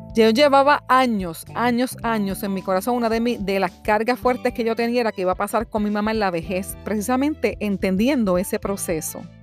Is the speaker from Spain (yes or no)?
no; Puerto Rico; moved away as an adult; now in Florida, United States; presentarme al mundo como una puertorriqueña